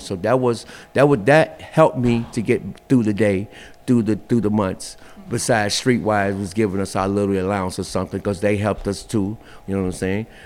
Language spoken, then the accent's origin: English; Chicago, Illinois, United States; Born and raised in Chicago, uh, um, um, in my younger years, uh, I was on the west side.